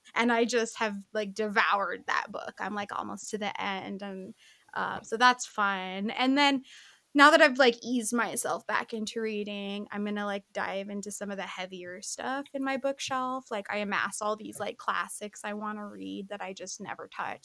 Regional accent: New Mexico, United States; moved away as an adult; also born or lived in Santa Fe, New Mexico / Orange County, California; now in Tucson, United States; I was born in Santa Fe, and then I grew up in like different areas of New Mexico

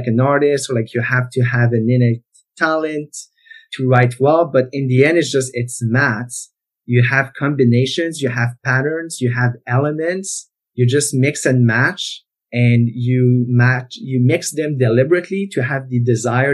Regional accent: Canada; first language French; English is a second language; I grew up in the French-speaking part of Canada

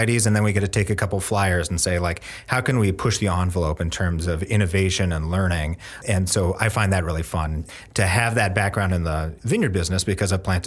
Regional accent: Bellingham, Washington, United States; moved away as an adult; now in Oregon, United States; I'm from Northwest Washington, a town called Bellingham, and came to Oregon to learn how to make wine and grow grapes and go to school

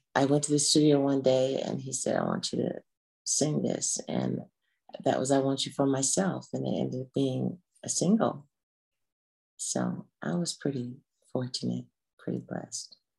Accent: Los Angeles, California, United States; I'm originally uh, born and raised in Los Angeles

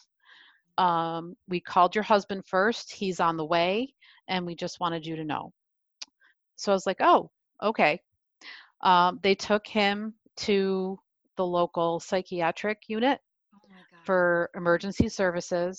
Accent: New York, United States; I'm from New York

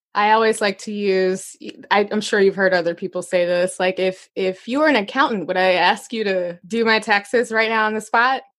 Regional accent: Arkansas, United States; moved away; also born or lived in Chicago; I grew up in Arkansas, and I lived in Chicago for nineteen years

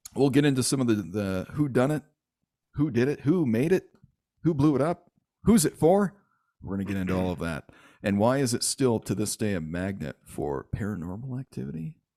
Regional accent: Michigan, United States; now in Utah, United States; I I grew up in Michigan. However, I spent every summer of my life out here in Utah

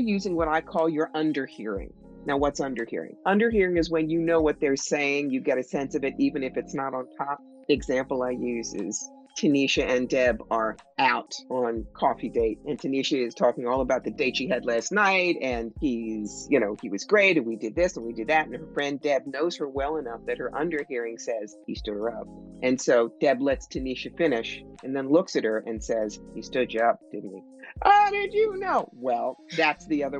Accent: New York, United States; I'm from New York

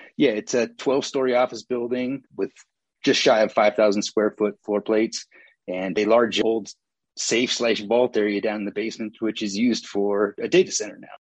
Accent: Santa Cruz, California, United States; moved away as an adult; now in Gardnerville, United States; I grew up in Santa Cruz, California, great place to grow up

